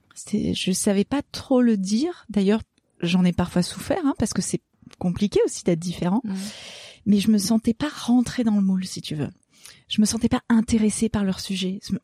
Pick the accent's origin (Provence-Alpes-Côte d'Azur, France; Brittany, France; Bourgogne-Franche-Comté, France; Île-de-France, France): Provence-Alpes-Côte d'Azur, France; Gorges du Verdon; ce qui a vraiment façonné mon enfance, c'est que je suis née dans les gorges du Verdon